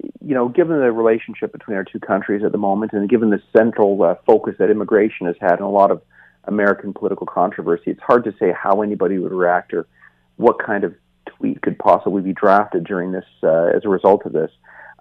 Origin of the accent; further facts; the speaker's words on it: Canada; as a Canadian